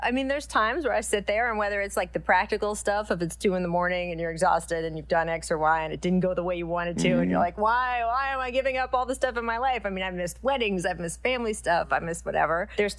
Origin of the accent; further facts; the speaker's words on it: Washington, District of Columbia, United States; For me, so I grew up in the Washington, D.C. area, the Washington Post, great newspaper.